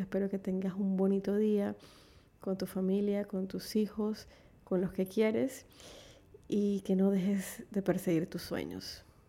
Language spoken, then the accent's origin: Spanish; Panama; En mi país, Panamá